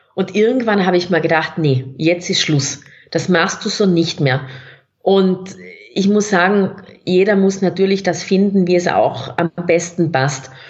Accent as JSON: {"language": "German", "area": "South Tyrol", "region": "Trentino-Alto Adige", "country": "Italy", "tie": "born or raised there", "also_born_or_lived": "Innsbruck, Austria", "accent": "South Tyrolean", "moved": "as an adult", "lives_now": "Austria", "said": "man hört es auch von meinem Dialekt, ich bin gebürtige Südtirolerin, Italienerin"}